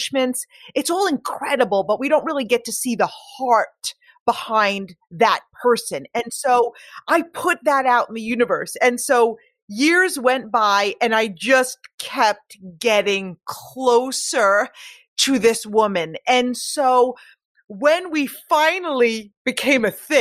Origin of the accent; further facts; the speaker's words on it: Long Island, New York, United States; I was born on Long Island